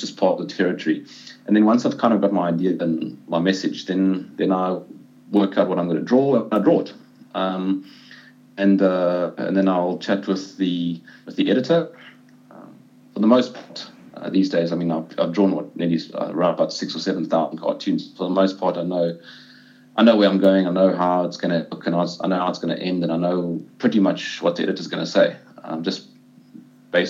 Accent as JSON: {"language": "English", "country": "South Africa", "said": "as a South African"}